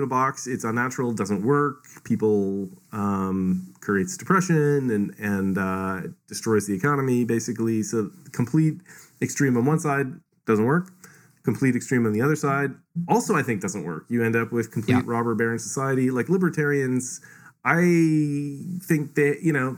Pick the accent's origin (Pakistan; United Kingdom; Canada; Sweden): Canada; I'm from Canada, which I would say tilts more towards equality